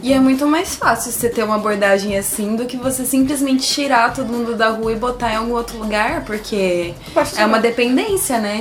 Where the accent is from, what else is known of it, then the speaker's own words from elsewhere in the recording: Tupã, São Paulo, Brazil; na cidade que eu nasci, em Tupã